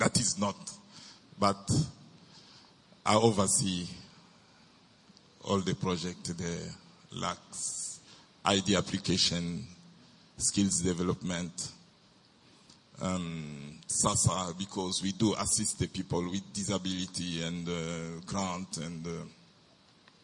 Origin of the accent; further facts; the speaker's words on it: DR Congo; accent: French; English is a second language; now in Durban, South Africa; I came from Congo, DRC